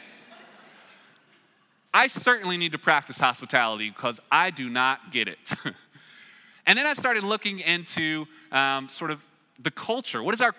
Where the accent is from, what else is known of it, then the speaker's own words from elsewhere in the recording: the South, United States; Anyone grow up with a front porch? Yeah, I'm from the South, you see them.